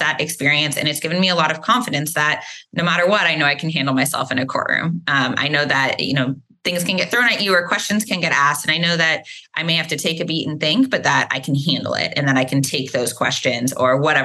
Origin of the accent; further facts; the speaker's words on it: Dallas, Texas, United States; also born or lived in Austin, Texas; I grew up in the Dallas area